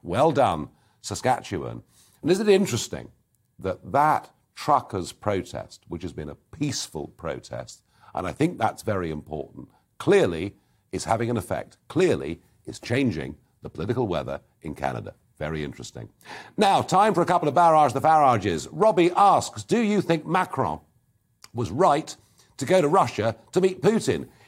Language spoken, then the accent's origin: English; Kent, South East England, United Kingdom; I come from Kent's